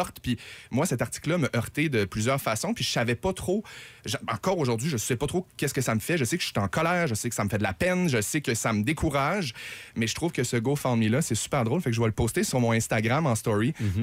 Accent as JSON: {"language": "French", "town": "Saguenay", "region": "Quebec", "country": "Canada", "moved": "as an adult", "lives_now": "Montreal, Canada"}